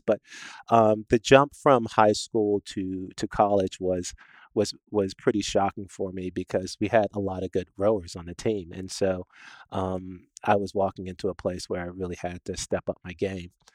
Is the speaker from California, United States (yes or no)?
no; Washington, District of Columbia, United States; I was born in Washington D.C.